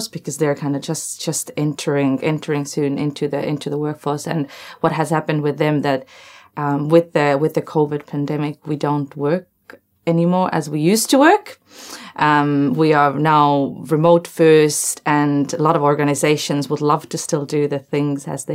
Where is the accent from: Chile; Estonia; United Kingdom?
Estonia; now in Wellington, New Zealand; I'm from Estonia